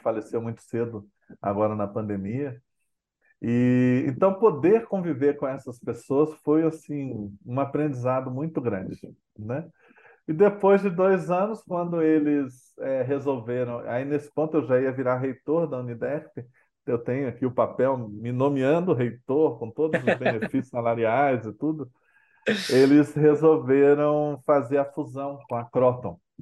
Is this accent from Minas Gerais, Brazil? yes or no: yes; Belo Horizonte, Minas Gerais, Brazil; moved away as an adult; also born or lived in Brasília; cresci em Belo Horizonte